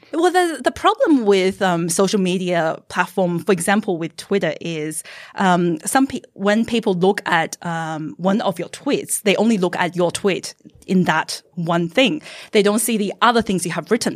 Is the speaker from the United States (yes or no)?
no; Australia; I am a Chinese Australian.